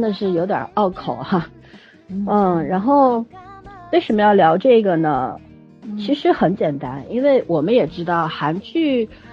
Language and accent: Chinese; China; 我们中国人